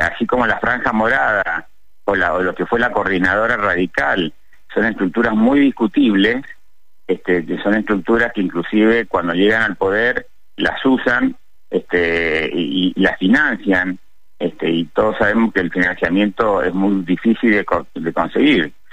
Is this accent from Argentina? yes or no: yes; Mendoza, Argentina; como mendocinos